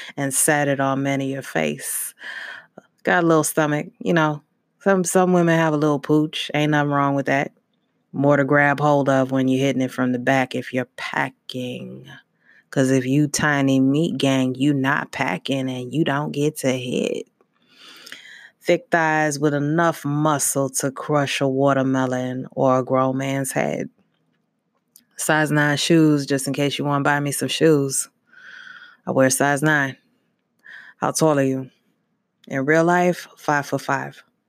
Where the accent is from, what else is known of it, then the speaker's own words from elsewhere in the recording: Brooklyn, New York, United States; Brooklyn, New York. My parents moved around a lot, um, through New York, but mainly in Brooklyn.